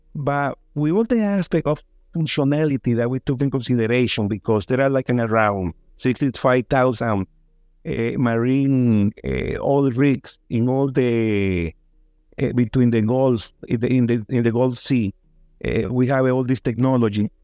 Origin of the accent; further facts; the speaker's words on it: Dominican Republic; also born or lived in New York, United States; I was born in New York by accident, but I grew up in Dominican Republic